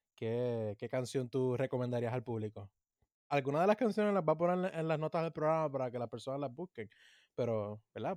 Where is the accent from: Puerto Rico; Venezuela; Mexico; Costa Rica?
Puerto Rico; lo que tenemos como puertorriqueños